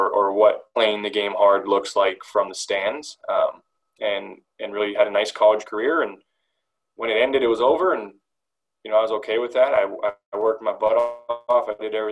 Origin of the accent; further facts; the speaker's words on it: Delta, British Columbia, Canada; I grew up in North Delta, British Columbia, played for the North Delta Blue Jays